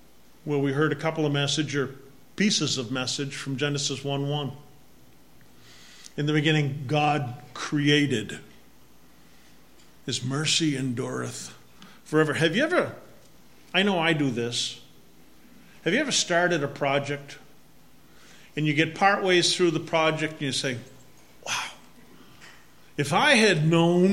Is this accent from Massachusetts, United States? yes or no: yes; Massachusetts, United States; accent: Massachusetts; my Massachusetts accent